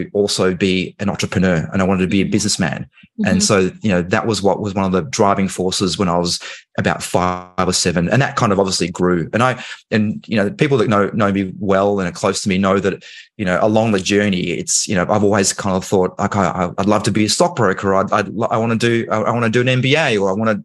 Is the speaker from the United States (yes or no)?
no; Australia; accent: Australian; also born or lived in Hong Kong; I obviously live in Australia. That's why I have this accent. However, I was born in Hong Kong. And so when I was 3, my parents, my dad had an opportunity to work overseas. And so he came to Australia.